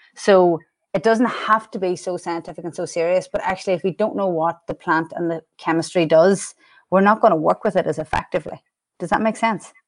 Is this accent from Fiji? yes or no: no; Ireland; accent: Irish; moved away; I'm Irish, and the accent has never—it's mellowed over the years, but it's never going anywhere